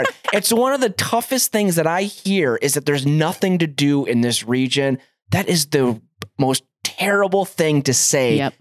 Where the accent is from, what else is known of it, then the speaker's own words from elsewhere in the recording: Cleveland, Ohio, United States; now in Montana, United States; I'm from Cleveland, Ohio originally